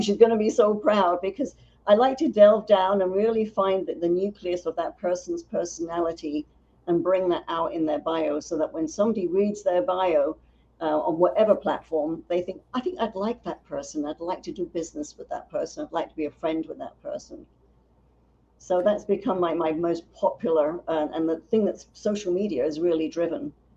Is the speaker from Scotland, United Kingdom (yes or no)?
no; London, United Kingdom; now in United States; I was born in North London